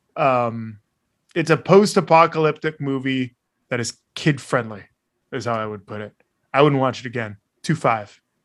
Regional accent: Bay Area, California, United States; growing up in the Bay Area

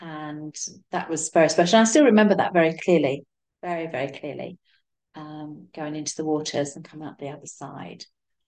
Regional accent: London, United Kingdom; I grew up in Southeast London

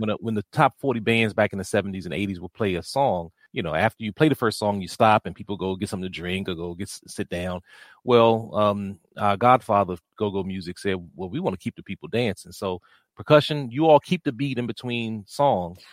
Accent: Washington, District of Columbia, United States; I grew up here in the Washington, D C area

